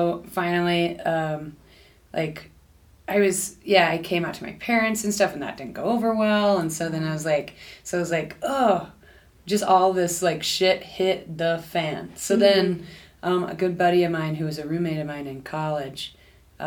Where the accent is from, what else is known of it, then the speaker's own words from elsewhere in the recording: Houston, Texas, United States; moved away; also born or lived in Austin / Denver; I grew up in Houston